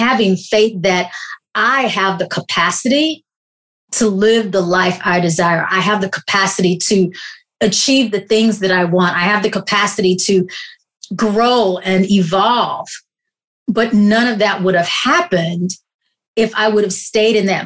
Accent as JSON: {"language": "English", "region": "the South", "country": "United States", "tie": "born or raised there", "said": "I grew up in the Baptist church in the South."}